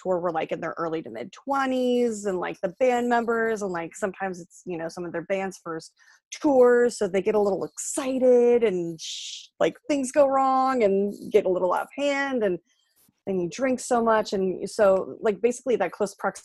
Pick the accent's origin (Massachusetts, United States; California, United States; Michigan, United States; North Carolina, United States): California, United States; San Jose; I grew up in San Jose